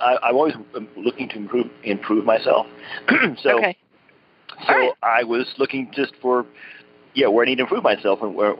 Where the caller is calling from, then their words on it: Oklahoma, United States; I'm calling from Brokeder, Oklahoma.